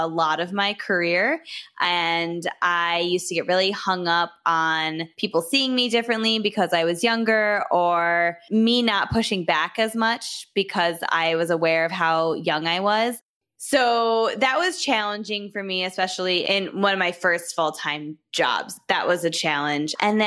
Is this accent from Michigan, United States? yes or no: yes; Michigan, United States; I'm from Michigan. I went to college here.